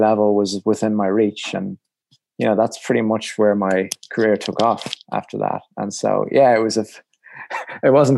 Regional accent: Ireland; I was from Ireland

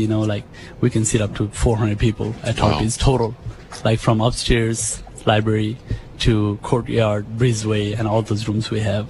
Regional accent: Nepal; moved away as an adult; now in United States; Yeah, I came from Nepal in the 90s, late 90s.

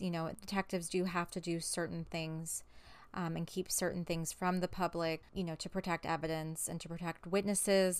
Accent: St. Louis, Missouri, United States; I am from Saint Louis

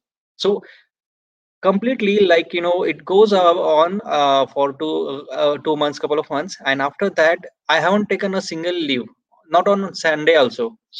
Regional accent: India; Like my hometown is 250 kilometers away from Pune.

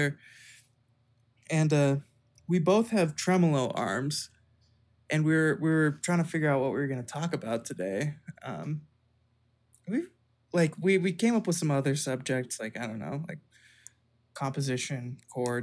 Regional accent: Bellingham, Washington, United States; moved away; my hometown, our hometown, Bellingham, Washington

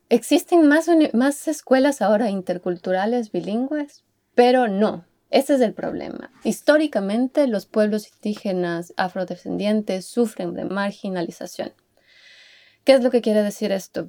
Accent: Ecuador; moved away as an adult; also born or lived in Netherlands / Utrecht, Netherlands; now in Helsinki, Finland; yo soy ecuatoriana, soy una diseñadora ecuatoriana

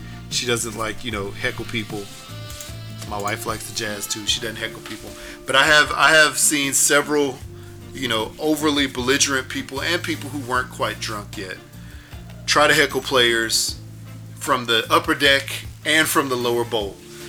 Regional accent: Houston, Texas, United States; I grew up in Houston, yes.

